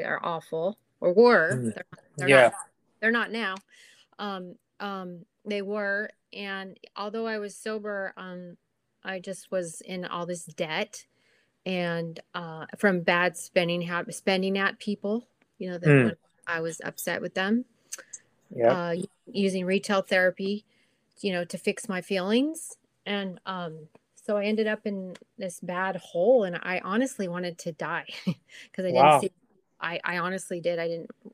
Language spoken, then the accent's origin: English; Corona, California, United States; also born or lived in Huntington Beach, California; I'm from Corona, California